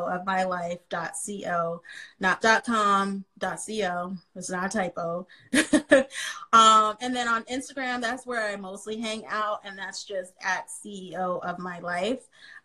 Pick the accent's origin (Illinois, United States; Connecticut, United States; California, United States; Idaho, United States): California, United States; San Jose; now in Philadelphia, United States; I grew up in San Jose, California